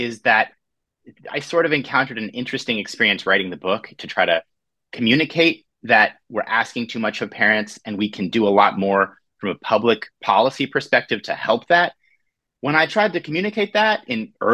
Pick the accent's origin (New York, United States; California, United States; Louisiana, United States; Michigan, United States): California, United States; Orange County; When I was a kid growing up, I'm from Orange County, California.